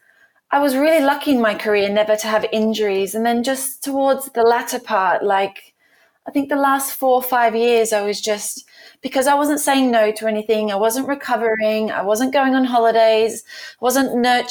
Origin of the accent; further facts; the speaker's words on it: Australia; moved away; You know, I moved from Australia in 2009, and it was just me and my dance shoes.